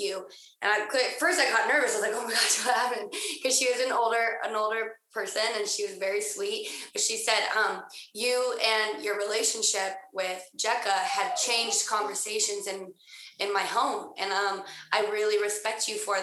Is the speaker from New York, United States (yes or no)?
no; Utah, United States; I grew up in Utah